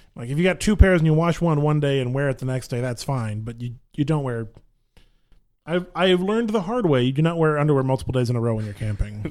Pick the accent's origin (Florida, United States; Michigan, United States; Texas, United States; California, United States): Texas, United States; Grapevine; grew up in the Metroplex. I grew up in Grapevine